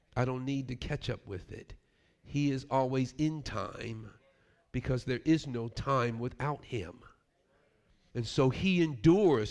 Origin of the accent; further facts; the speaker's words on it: New York, United States; Growing up in New York